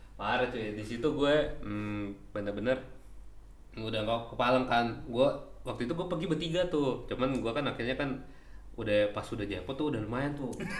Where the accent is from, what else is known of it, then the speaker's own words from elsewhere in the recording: Java, Indonesia; aku dari Jawa